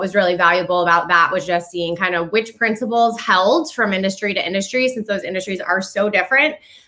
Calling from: Vermont, United States; I am sitting in the northwest or northeastern nook of the United States in Vermont.

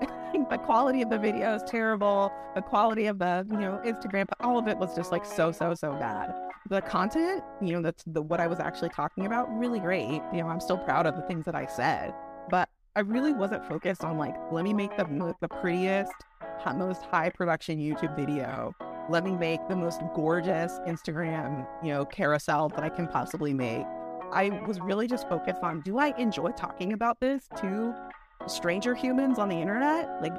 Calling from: Alexandria, Virginia, United States; I am zooming in from Alexandria, Virginia, just across the bridge from Washington, D.C.

